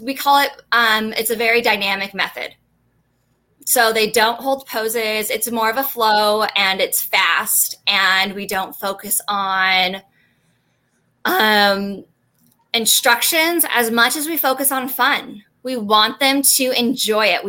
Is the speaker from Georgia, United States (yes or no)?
no; Bakersfield, California, United States; my hometown in Bakersfield